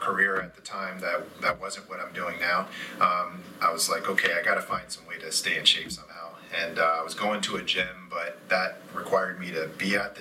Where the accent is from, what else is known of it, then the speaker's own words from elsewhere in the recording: Hampton, Virginia, United States; also born or lived in Newport News, Virginia; So between Hampton and Newport News, that's where I'm from